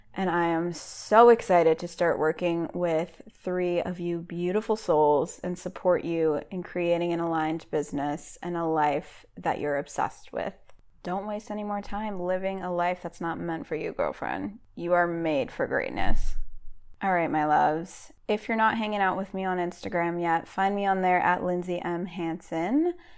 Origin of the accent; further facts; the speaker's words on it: Boston, Massachusetts, United States; now in North Carolina, United States; I live in North Carolina, but I'm from New England. So, I grew up around Boston.